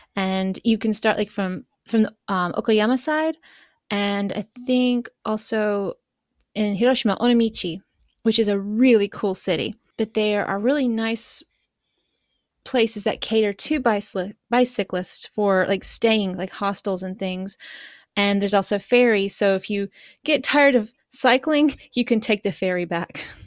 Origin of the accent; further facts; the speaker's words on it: East Coast, United States; moved away as an adult; now in Japan; I grew up on the East Coast, so Atlantic